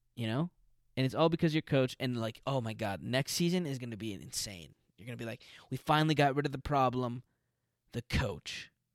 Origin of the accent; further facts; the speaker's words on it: Albuquerque, New Mexico, United States; now in Los Angeles, United States; I'm from an Hispanic culture in Albuquerque